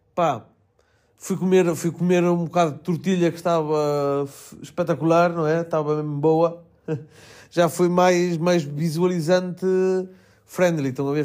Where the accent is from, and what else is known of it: Melgaço, Norte, Portugal; moved away